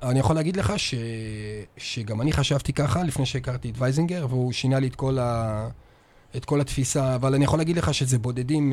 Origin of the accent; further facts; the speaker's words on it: Northern Israel, Israel; moved away as an adult; now in Beersheba, Israel; אני צפוני מדי, אז לא היה לי ספק בכלל שהייתי נשאר לגור פה כל החיים